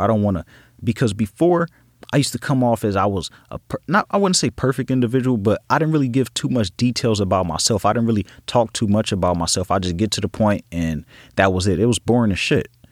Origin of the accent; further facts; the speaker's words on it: Los Angeles, California, United States; I grew up in Los Angeles, California, in a section called Watts